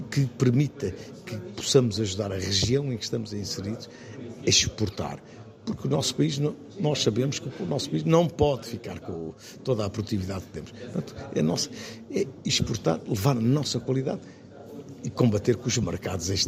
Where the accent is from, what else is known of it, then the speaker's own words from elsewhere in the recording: Portugal; todos nós, como portugueses